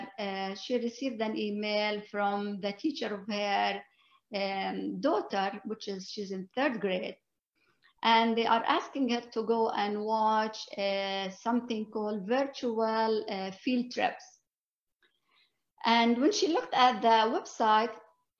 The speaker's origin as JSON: {"language": "English", "country": "Palestine", "also_born_or_lived": "East Jerusalem", "moved": "as an adult", "lives_now": "United States", "said": "I'm a Christian Palestinian. I was a teacher in East Jerusalem"}